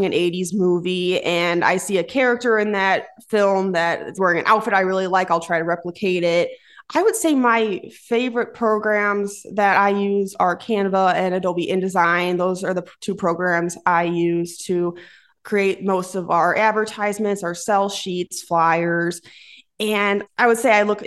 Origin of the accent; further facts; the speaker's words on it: Plainfield, Illinois, United States; I'm from Plainfield, Illinois, and that's about 45 minutes away from our office here in Batavia.